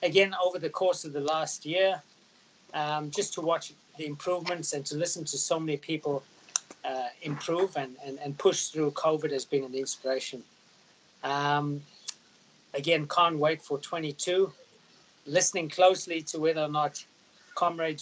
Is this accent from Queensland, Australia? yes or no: yes; Queensland, Australia; in my hometown, as Sandy and Darren will tell you, the borders have opened in Queensland